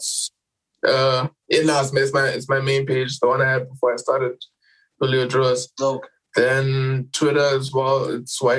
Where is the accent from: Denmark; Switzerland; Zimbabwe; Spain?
Zimbabwe; Harare; I'm from Zim. I'm, I'm from Zim first of all.